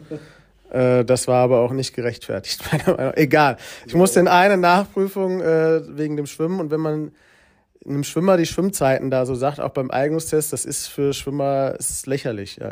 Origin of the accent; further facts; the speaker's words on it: Giessen, Hesse, Germany; in Gießen bin ich aufgewachsen, das ist in Hessen